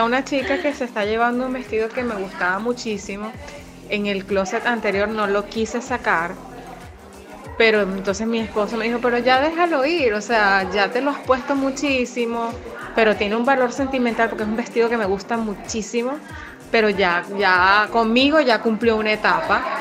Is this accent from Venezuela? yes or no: yes; Venezuela; somos venezolanas